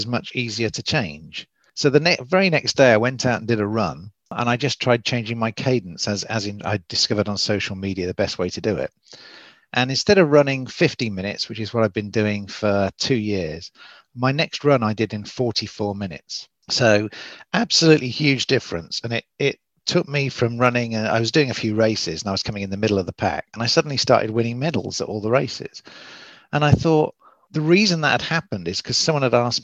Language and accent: English; Oxford, South East England, United Kingdom; now in Southern California, United States; as you can probably tell from the accent, I'm English from Oxford, but I do live in Southern California